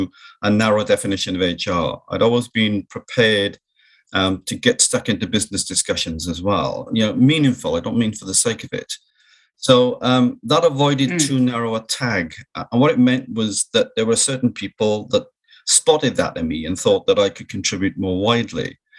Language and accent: English; South Wales, United Kingdom; it's very much a mining community that I was brought up in Wales.